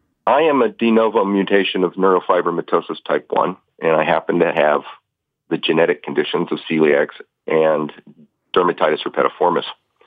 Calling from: Longview, Washington, United States; I'm calling from Longview, Washington.

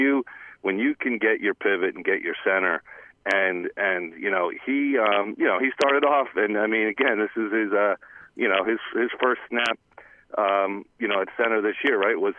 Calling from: Cranford, New Jersey, United States; … and … … from Cranford.

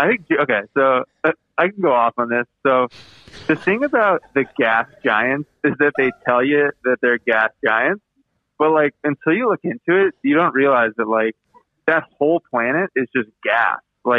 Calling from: Bedford, Massachusetts, United States; I'm calling from Bedford, Massachusetts. It's a state located in the northeastern part of the U.S.

